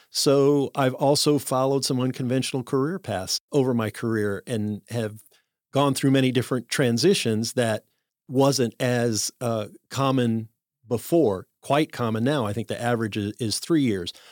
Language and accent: English; Chicago, Illinois, United States; born there; So I always say I was born in Chicago with Cajun blood